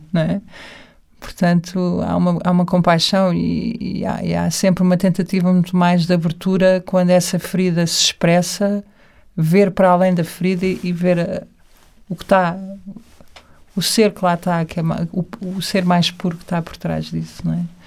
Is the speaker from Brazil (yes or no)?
no; Portugal; estava sempre super ligada à terra, porque sou portuguesa